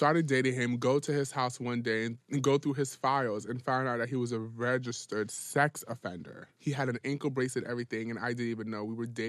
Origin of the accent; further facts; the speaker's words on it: Ghana; I'm African